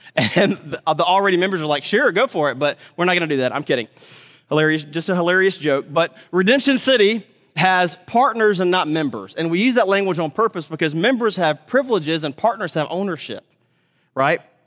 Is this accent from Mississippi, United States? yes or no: yes; Mississippi, United States; moved away; I grew up in Mississippi